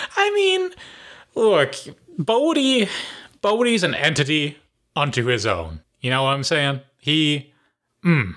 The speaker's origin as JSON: {"language": "English", "region": "Ohio", "country": "United States", "tie": "born or raised there", "said": "gotta represent my home state"}